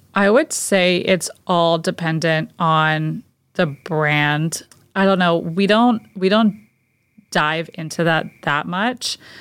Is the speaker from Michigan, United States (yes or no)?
no; Fairfield, Connecticut, United States; now in South Shore, United States; I was born and raised in Fairfield, Connecticut, so about three hours from here and about an hour outside of New York City.